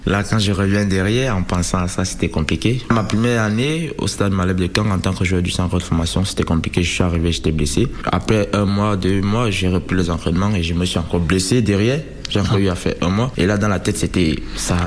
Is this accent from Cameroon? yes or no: yes; Cameroon; moved away; ma ville natale, où je suis né, j'ai grandi